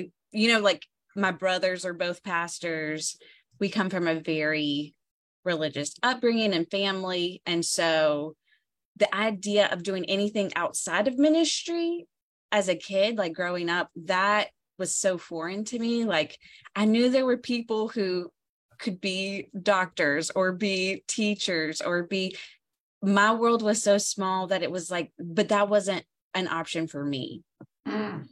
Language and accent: English; the South, United States; accent: Southern twang; I'm from the South. You can tell from my accent. Like, I have the twang. Like, think deep, deep South